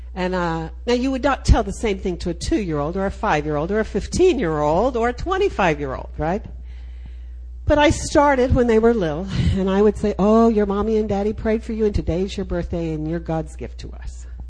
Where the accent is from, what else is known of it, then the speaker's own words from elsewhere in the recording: Austin, Texas, United States; I am a Texan. I'm from Austin, Texas